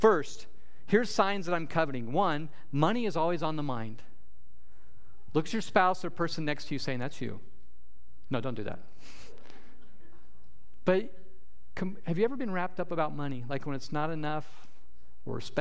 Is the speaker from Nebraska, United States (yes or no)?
yes; Nebraska, United States; moved away; we have up north growing up in Nebraska